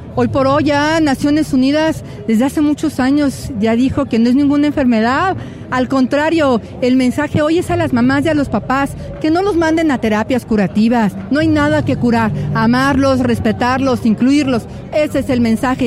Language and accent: Spanish; Mexico City, Mexico